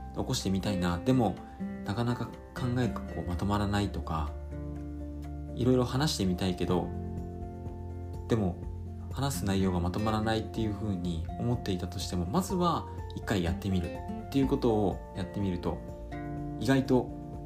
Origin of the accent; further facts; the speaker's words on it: Fukuoka, Japan; 私の地元の福岡